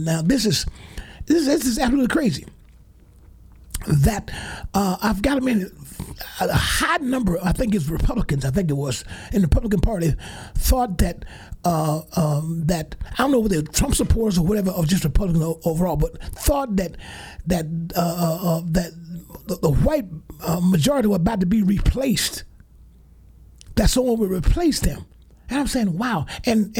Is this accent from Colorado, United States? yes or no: no; Alabama, United States; I'm talking from my home state in Alabama